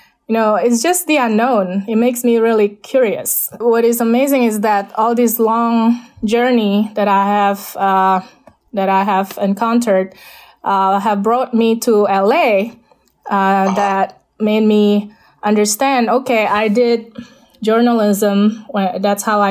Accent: Jakarta, Indonesia; English is a second language; moved away; I was born in Jakarta

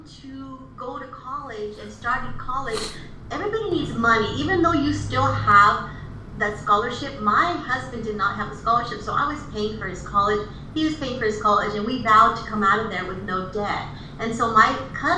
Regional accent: Imperial Beach, California, United States; also born or lived in Tijuana, Mexico; I was raised in Imperial Beach

